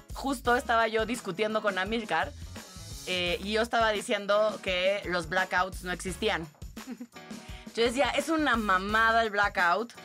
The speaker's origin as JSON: {"language": "Spanish", "region": "Tabasco", "country": "Mexico", "tie": "born or raised there", "said": "yo crecí en Tabasco"}